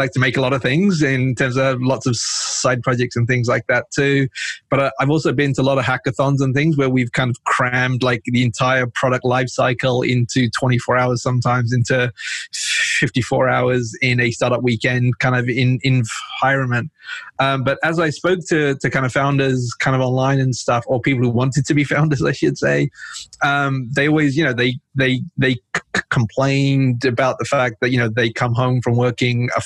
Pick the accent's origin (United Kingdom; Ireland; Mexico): United Kingdom; England; moved away as an adult; also born or lived in north of Pakistan / San Francisco; now in United States; when I was about 4 years old, we moved from Pakistan to England. I lived and studied there. You know, that's where I grew up.